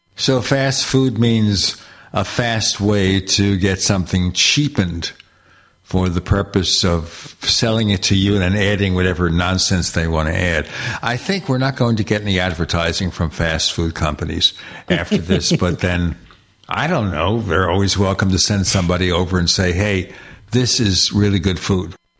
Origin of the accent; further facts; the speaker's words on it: New York City, New York, United States; I grew up in Brooklyn, New York